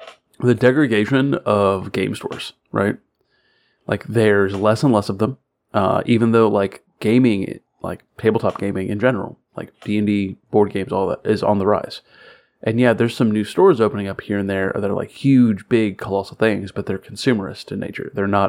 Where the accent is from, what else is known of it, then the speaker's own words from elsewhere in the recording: Florida, United States; now in Kentucky, United States; I'm from Florida, so like it's really just like Kentucky with gators.